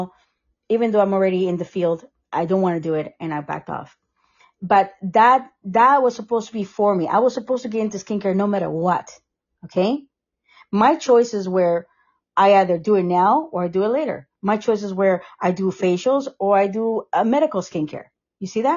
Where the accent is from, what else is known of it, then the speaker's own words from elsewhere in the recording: Costa Rica; moved away; also born or lived in Sarasota; I am from Costa Rica.